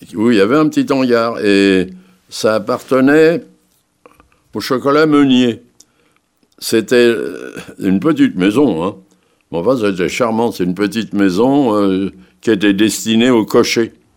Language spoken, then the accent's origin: French; Paris, Île-de-France, France; Je suis né à Paris le 18 février 1900. 27